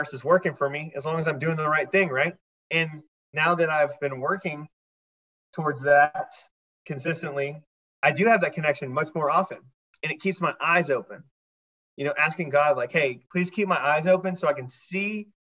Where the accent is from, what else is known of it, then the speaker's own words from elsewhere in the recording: Texas, United States; now in Dallas, United States; I grew up Christian in Texas